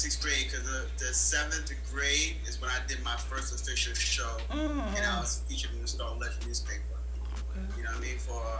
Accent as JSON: {"language": "English", "town": "Elizabeth", "region": "New Jersey", "country": "United States", "tie": "born or raised there", "said": "So growing up in Jersey, I grew up in a culture of a lot of parties"}